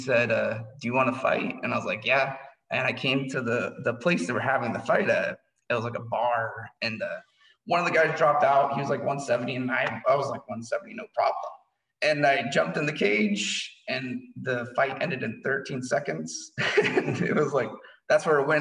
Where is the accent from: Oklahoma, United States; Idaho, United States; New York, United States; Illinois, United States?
Idaho, United States; Lewiston; I was born in Lewiston, Idaho. Childhood was interesting